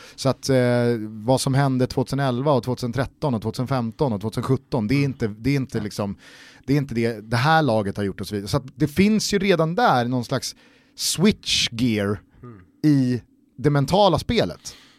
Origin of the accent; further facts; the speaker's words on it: Stockholm, Stockholm County, Sweden; Vi är ju från Stockholm